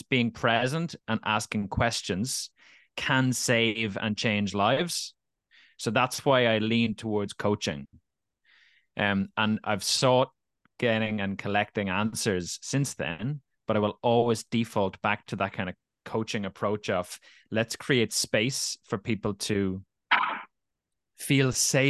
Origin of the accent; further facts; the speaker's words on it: Dublin, Leinster, Ireland; also born or lived in Navan, County Meath; A year later at 13, so I moved from Dublin to Navan, County Meath, with my family